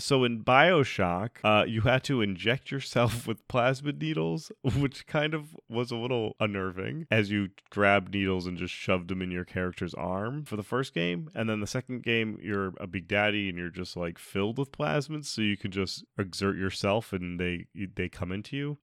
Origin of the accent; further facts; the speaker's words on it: Rhode Island, United States; I'm from Rhode Island.